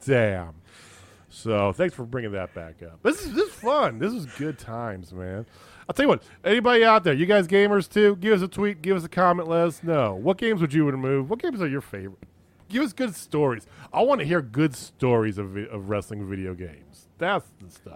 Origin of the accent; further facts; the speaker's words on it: Central Illinois, United States; moved away; also born or lived in Missouri; I grew up in Central Illinois